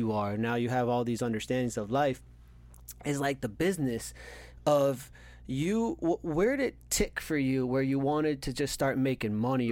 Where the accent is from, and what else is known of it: Cooper City, Florida, United States; born or raised there